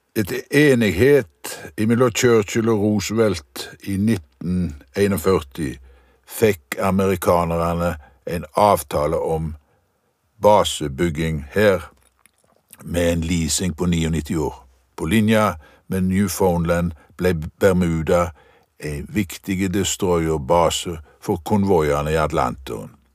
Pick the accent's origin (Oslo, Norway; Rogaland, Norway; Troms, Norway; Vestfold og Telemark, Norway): Rogaland, Norway; Visnes; huset jeg vokste opp i på Visnes